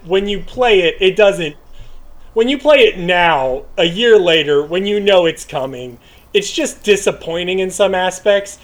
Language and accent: English; United States; i am an American